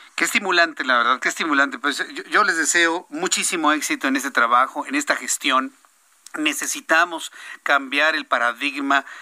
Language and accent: Spanish; Mexico; nos ha enfrentado como mexicanos